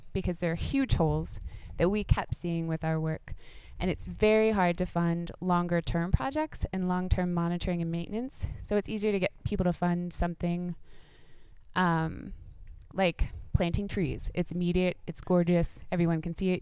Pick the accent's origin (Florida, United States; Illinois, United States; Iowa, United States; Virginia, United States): Virginia, United States; Laurel Fork; I grew up like right above North Carolina, so just up on the plateau